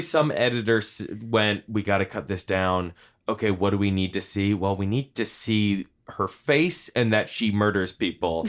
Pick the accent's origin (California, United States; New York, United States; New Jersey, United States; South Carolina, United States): New Jersey, United States; Hopewell; I grew up in town near Princeton. And in my town of Hopewell, the auto mechanics that, uh, Tim Robbins' character worked at is, uh, uh, that is in my hometown.